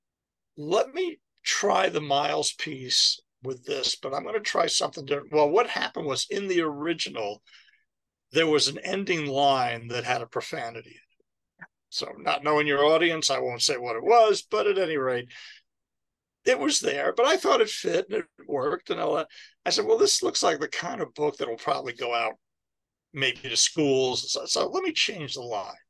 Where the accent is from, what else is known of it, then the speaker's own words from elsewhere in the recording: New York, United States; moved away; also born or lived in Baltimore / Florida; I was from New York